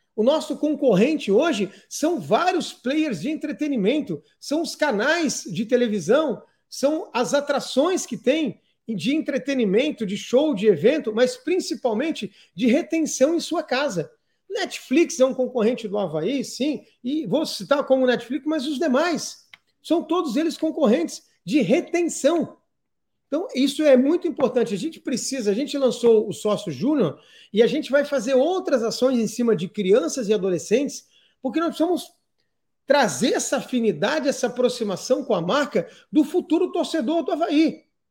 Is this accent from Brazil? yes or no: yes; Criciúma, Santa Catarina, Brazil; sou natural de Criciúma, sou filho de Santa Catarina